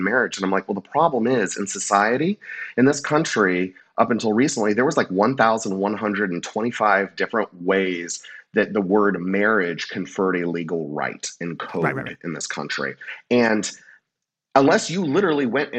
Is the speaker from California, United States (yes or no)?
yes; California, United States; also born or lived in Louisiana; I've only ever lived in California, but my family is from Louisiana, and I spent a lot of time growing up in the South